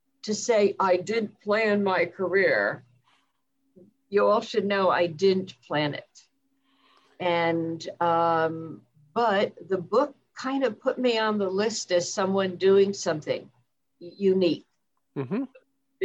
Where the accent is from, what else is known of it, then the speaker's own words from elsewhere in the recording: New Jersey, United States; moved away as an adult; also born or lived in Washington, D.C. area; I grew up in New Jersey. So I am a Jersey girl, born and bred